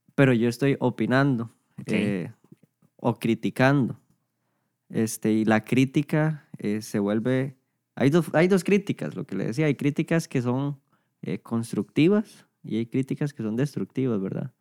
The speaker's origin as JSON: {"language": "Spanish", "town": "San Isidro de El General", "region": "San José", "country": "Costa Rica", "tie": "born or raised there", "said": "aquí nací, de aquí he sido desde toda la vida"}